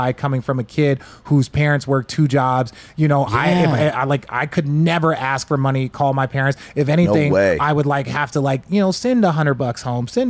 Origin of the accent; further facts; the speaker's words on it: Glendale, Arizona, United States; I grew up in Glendale